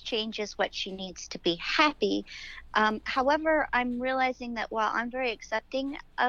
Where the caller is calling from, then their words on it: Dublin, California, United States; I am calling from Dublin, East Bay Area.